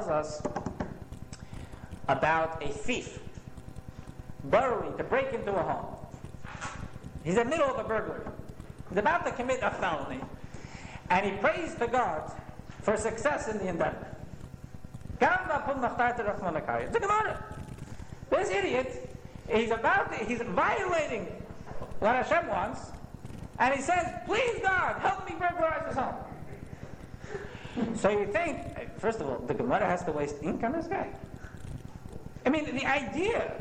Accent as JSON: {"language": "English", "town": "West Orange", "region": "New Jersey", "country": "United States", "tie": "born or raised there", "said": "I grew up in West Orange, not far from here"}